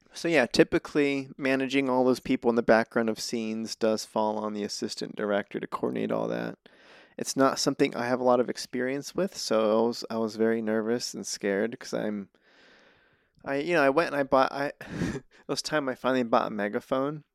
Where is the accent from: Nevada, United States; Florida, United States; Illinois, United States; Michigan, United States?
Nevada, United States; Reno; now in Los Angeles, United States; I'm from Reno